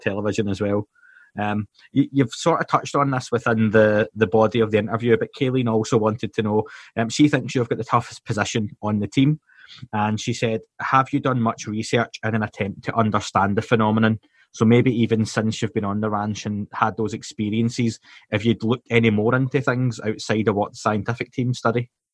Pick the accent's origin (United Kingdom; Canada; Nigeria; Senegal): United Kingdom; Scotland; I'm Scottish